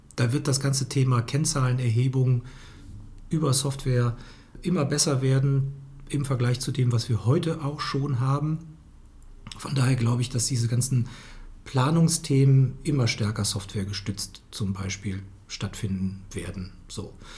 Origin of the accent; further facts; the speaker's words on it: Cologne, North Rhine-Westphalia, Germany; als Kölner